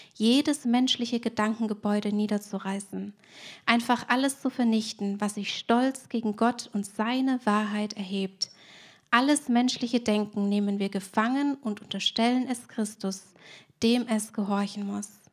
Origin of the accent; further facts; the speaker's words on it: Swabia, Germany; Ich bin Schwäbin und wir haben im Schwabenland ja viele Sprichwörter